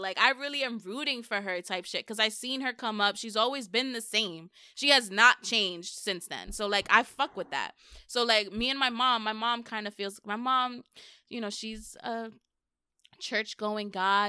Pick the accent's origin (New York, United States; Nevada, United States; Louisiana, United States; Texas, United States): New York, United States; New York City; I'm from the Bronx.